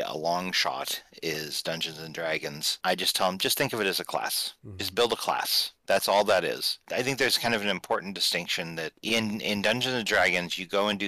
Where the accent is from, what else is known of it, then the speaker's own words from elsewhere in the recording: Midwestern United States, United States; I grew up in the Midwestern United States